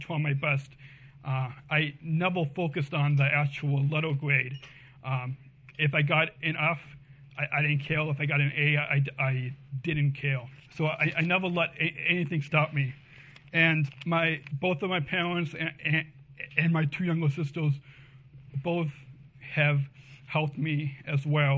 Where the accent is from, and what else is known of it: Westmont, Illinois, United States; born or raised there; also born or lived in Long Beach, California